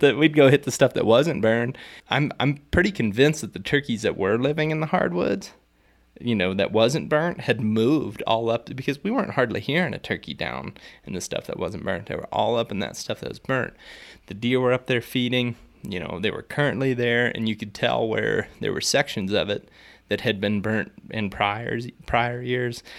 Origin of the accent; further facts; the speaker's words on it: Ohio, United States; where I grew up in Ohio